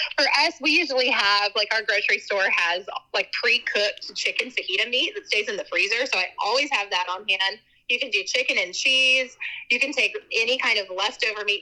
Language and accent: English; Texas, United States; I'm from Texas